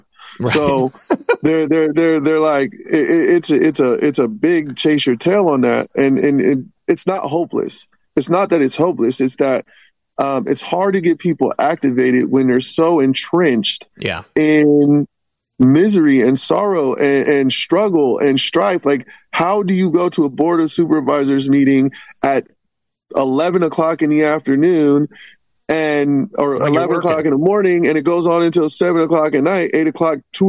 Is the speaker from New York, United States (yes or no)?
no; Vallejo, California, United States; my hometown of Vallejo